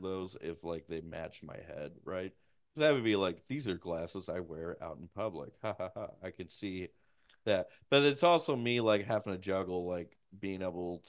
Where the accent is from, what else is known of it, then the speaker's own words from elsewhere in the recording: Puxico, Missouri, United States; my hometown, my home school